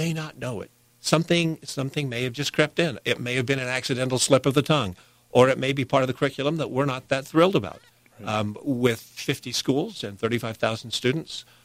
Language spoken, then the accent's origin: English; St. George, Utah, United States; St. George